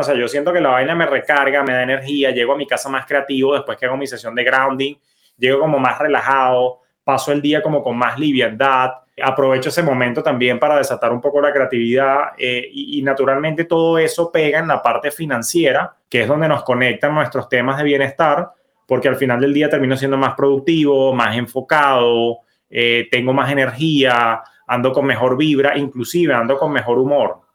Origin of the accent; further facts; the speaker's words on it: Venezuela; moved away as an adult; now in United States; mi país de, origen, bellísimo Venezuela, al cual adoro